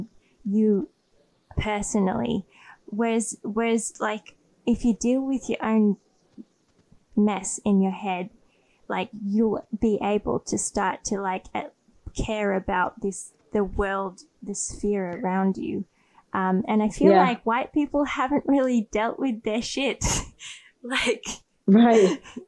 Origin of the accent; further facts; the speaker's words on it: Australia; moved away; I grew up in Australia